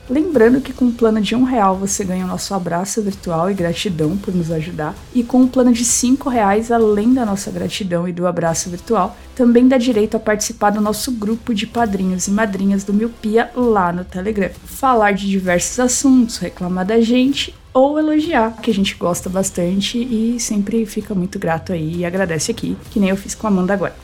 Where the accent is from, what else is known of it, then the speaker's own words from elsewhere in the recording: Brazil; nós, brasileiros